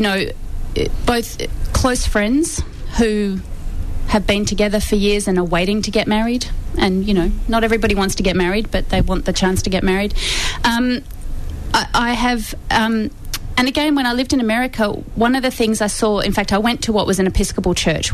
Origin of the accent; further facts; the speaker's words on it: Melbourne, Victoria, Australia; moved away as an adult; also born or lived in New York; I've come back to Melbourne, which is my hometown